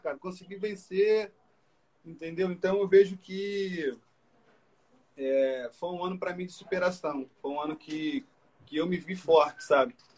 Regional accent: Brazil; also born or lived in France; chegar no Brasil foi algo, pô, minha terra, meu lugar

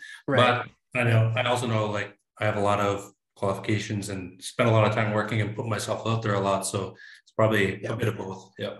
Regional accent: Inuvik, Northwest Territories, Canada; now in Saskatoon, Canada; I'm originally from Inuvik Northwest Territories, homeland of the Gwich’in First Nation. But I've been in Saskatoon for quite some time

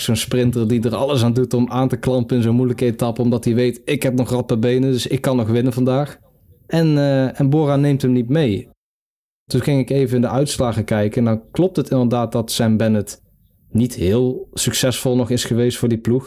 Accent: Netherlands; Als Nederlander

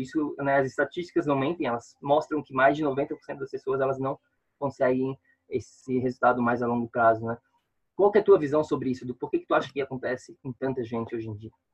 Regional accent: Florianópolis, Santa Catarina, Brazil; moved away as an adult; now in New York, United States; eu sou de Florianópolis

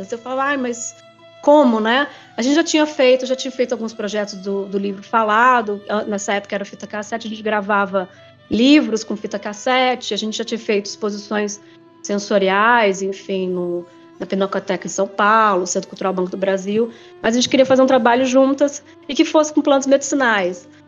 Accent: Japan; É, como eu sou japonesa, a gente tem muito respeito pelo idoso também.

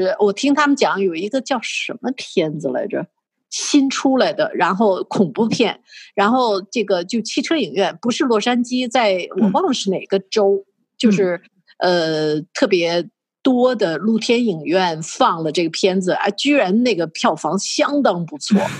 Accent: China; now in Canada; 因为我从大陆过来嘛，因为你知道大陆生活过的都是大起大落的那种生活

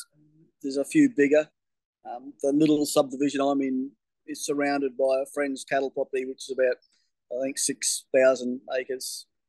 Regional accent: Townsville, Queensland, Australia; also born or lived in Alligator Creek / England; I was born in Townsville, which is my closest city. Lived in town for only a short period of time, about a year.

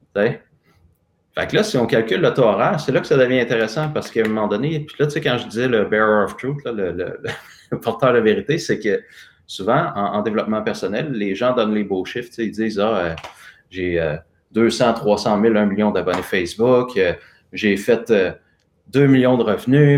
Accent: Sainte-Mélanie, Quebec, Canada; je suis né à Sainte-Mélanie, qui est un petit village euh, à côté de Joliette, dans la Naudière. fils de petit-fils de fermier sur une ferme à tabac

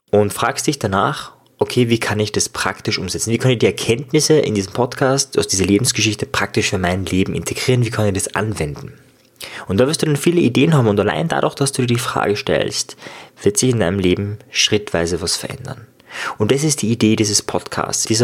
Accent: Austria; Ja, ich komme aus Österreich und auch viele oder manche meiner Gäste sind aus Österreich und äh, wenn ich mit Österreichern rede, rede ich meistens Österreichisch, man hört es schon.

